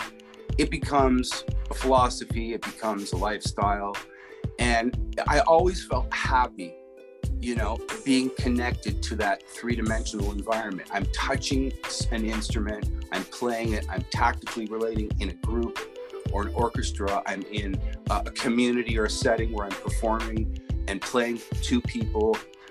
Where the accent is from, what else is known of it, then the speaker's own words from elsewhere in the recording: Canada; as a Canadian